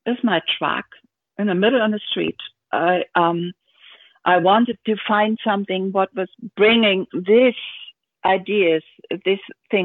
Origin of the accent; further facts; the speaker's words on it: Hamburg, Germany; English is a second language; moved away as an adult; now in Berlin, Germany; I was born in Hamburg